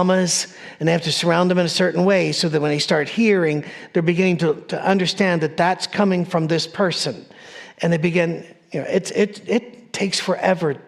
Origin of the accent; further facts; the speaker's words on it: Scotland, United Kingdom; I'm a Scottish person. I wear a kilt.